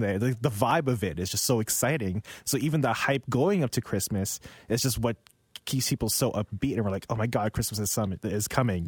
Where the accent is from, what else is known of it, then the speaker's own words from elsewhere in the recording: Philippines; now in Canada; I grew up in the Philippines